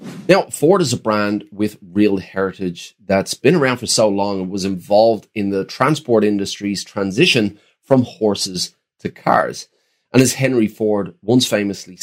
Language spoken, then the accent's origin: English; Ireland; growing up in Ireland in the 90s